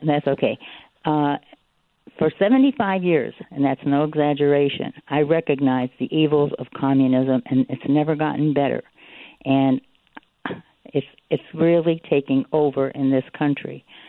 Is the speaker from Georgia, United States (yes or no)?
no; Goldsboro, North Carolina, United States; moved away as an adult; now in Texas, United States; I came from, I'm from Goldsboro, North Carolina. And it wasn't until I moved to Texas